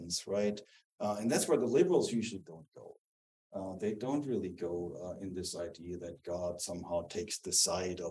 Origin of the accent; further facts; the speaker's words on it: Southern Germany, Germany; English is a second language; moved away as an adult; also born or lived in Dallas, Texas; I'm from the South. I'm from the South in Germany